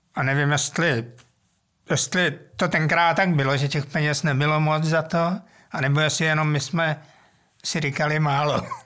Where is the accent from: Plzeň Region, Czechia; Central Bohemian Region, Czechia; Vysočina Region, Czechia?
Central Bohemian Region, Czechia; Mladá Boleslav; já jsem vlastně jako dítě nebydlel úplně přímo v Boleslavi, mm-hmm. ale na vesnici.